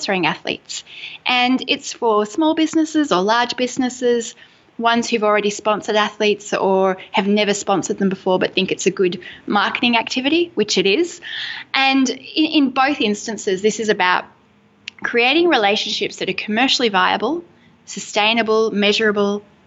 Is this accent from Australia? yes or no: yes; Melbourne, Victoria, Australia; I'm from Melbourne, Australia, and we are just coffee fiends.